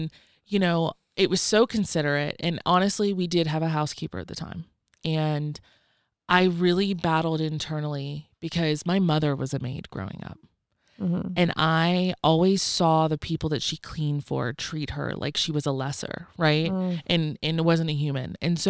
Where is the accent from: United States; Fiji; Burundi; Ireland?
United States; the South; I grew up in the South. Rednecks love their fucking coin jars, okay?